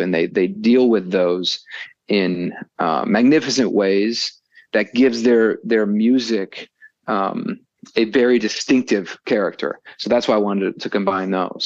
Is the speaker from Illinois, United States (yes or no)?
yes; Chicago, Illinois, United States; I'm from Chicago